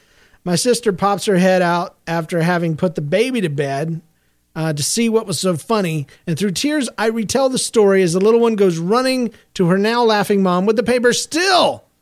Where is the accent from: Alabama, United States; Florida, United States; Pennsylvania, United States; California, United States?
Pennsylvania, United States; Philadelphia; I am from Philadelphia. I am in 8th grade now, and I attend a normal school.